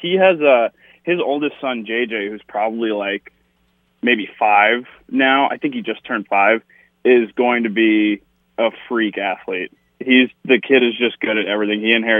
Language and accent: English; Frisco, Texas, United States; also born or lived in Buffalo, New York; I was born in Buffalo and moved outside of Dallas to Frisco, which is actually where the Cowboys' new practice facility is, the Star. So if you ever hear I'm talking about the Star, I grew up like 5 minutes from where that is.